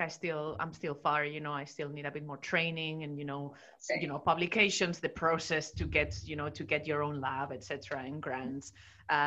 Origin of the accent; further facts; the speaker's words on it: Spain; moved away; I did all my education in Spain. In my home country.